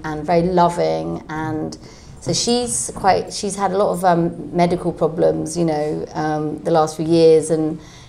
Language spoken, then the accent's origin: English; London, United Kingdom; So I'm from Camden.